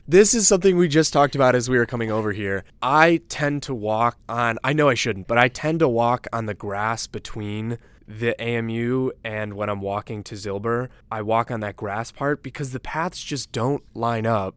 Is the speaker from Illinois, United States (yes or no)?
yes; Downers Grove, Illinois, United States; I'm from Downers Grove, Illinois, a Chicago suburb.